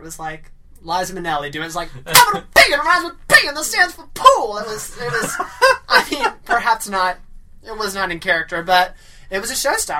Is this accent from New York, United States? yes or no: no; Moultrie, Georgia, United States; also born or lived in Tallahassee, Florida; I grew up in South Georgia.